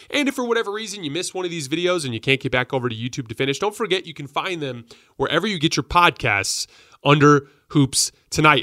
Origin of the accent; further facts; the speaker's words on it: Tucson, Arizona, United States; I grew up in Tucson, Arizona